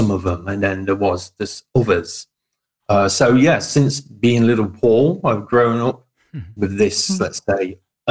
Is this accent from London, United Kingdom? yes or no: no; Farnsfield, East Midlands, United Kingdom; moved away as an adult; also born or lived in Nottingham / Ollerton / Rainworth; now in Australia; I was born in Nottingham, spent most of my life living around Nottingham. Some of the little villages around there. I mean, I grew up in Farnsfield